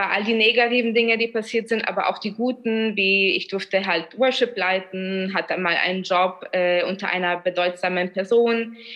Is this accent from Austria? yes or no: yes; Vienna, Austria; ich bin zwar in Wien aufgewachsen, aber in, von polnischer Herkunft